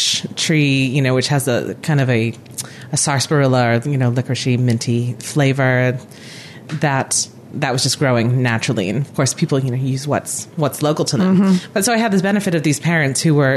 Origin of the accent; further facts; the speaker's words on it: Rhode Island, United States; also born or lived in San Francisco, California; now in Auckland, New Zealand; where I grew up in New England, I grew up in Rhode Island